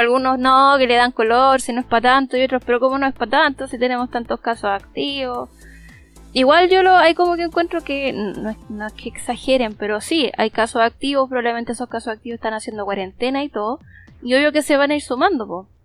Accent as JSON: {"language": "Spanish", "town": "Pichilemu", "region": "O'Higgins", "country": "Chile", "tie": "born or raised there", "moved": "yes", "lives_now": "Santiago, Chile", "said": "estoy en mi tierra"}